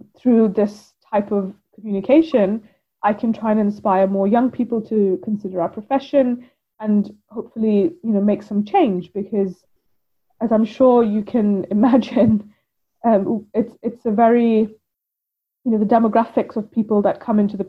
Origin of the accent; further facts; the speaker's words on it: India; now in United Kingdom; Growing up in India, it was much more part of our everyday culture.